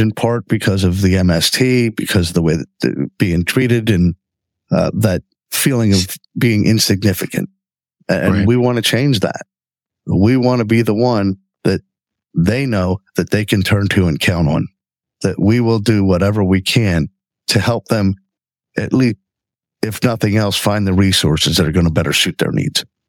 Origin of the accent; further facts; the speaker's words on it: Redondo Beach, California, United States; now in Lancaster, United States; I was born in Redondo Beach, California, moved out here in 1974